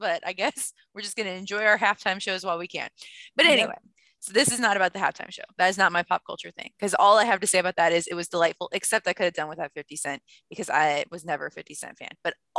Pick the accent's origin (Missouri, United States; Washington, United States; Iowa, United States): Missouri, United States; St. Louis; I am from St. Louis